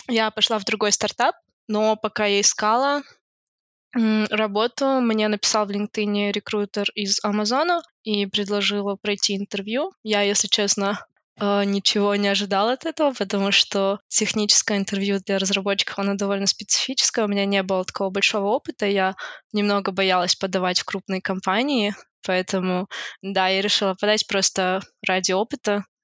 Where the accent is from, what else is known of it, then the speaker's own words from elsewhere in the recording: Almaty, Kazakhstan; now in Luxembourg; Я сама из Алматы, из Казахстана. Я закончила РФМШ, это Республиканская физико-математическая школа в Алмате.